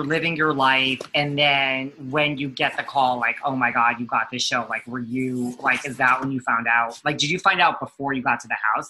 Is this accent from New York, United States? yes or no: yes; New York City, New York, United States; I'm from New York City.